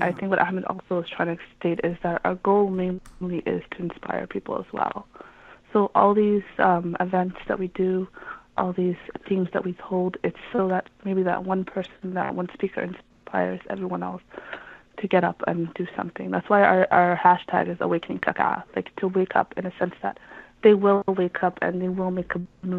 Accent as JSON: {"language": "English", "country": "Canada", "said": "At the end of the day, I am Canadian, I am Somali. I wanted to know more, learn more, teach my own kids Somali."}